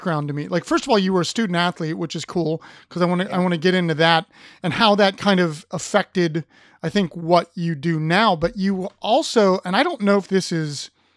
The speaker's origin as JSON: {"language": "English", "town": "Upper Arlington", "region": "Ohio", "country": "United States", "tie": "born or raised there", "moved": "yes", "said": "Upper Arlington, my hometown. We used to go swimming at this pool called Tremont, which is literally a quarter of a mile from where I grew up."}